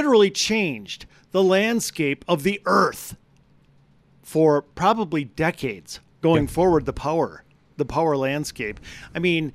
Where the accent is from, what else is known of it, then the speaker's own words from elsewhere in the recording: Wisconsin, United States; I'm from Wisconsin